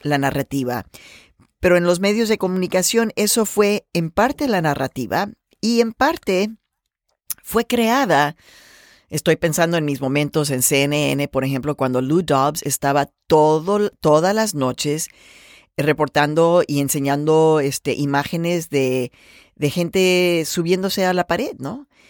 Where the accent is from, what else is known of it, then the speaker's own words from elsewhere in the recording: Mexico; now in United States; todos nacimos en México